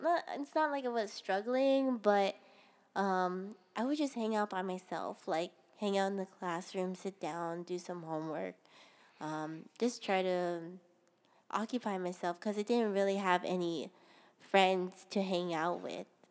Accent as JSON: {"language": "English", "town": "Ewa Beach", "region": "Hawaii", "country": "United States", "tie": "born or raised there", "also_born_or_lived": "Honolulu, Hawaii", "said": "I was born in Honolulu, Hawaii, at Kapiolani Medical Center. And I was a bor, I mean, I was raised in Eva Beach, seventy-six South"}